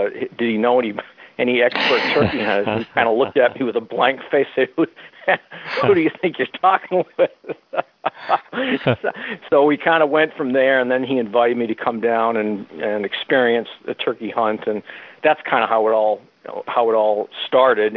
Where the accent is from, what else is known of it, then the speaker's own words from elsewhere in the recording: New England, United States; ever since I was a kid growing up in New England